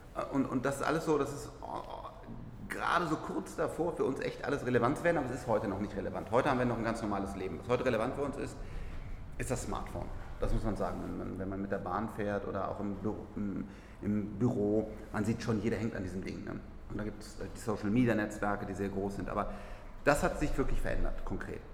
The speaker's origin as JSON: {"language": "German", "country": "Germany", "said": "wir müssen als Deutsche"}